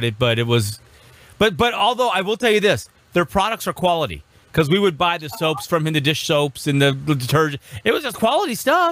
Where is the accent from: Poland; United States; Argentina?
United States; Orange; Where I grew up at in Orange here